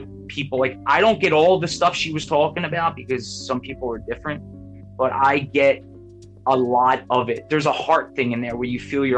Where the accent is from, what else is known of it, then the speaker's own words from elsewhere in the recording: Philadelphia, Pennsylvania, United States; I grew up in Philly, South Philly.